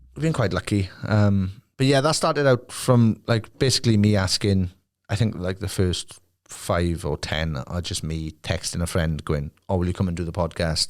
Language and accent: English; Merthyr Tydfil, Wales, United Kingdom; my hometown